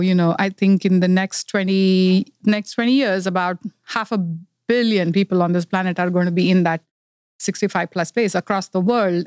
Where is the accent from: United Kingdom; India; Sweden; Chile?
India; moved away as an adult; also born or lived in Silicon Valley, California; now in Los Gatos, United States; I'm originally from India. I grew up in India and, uh, moved to United States about thirty years ago.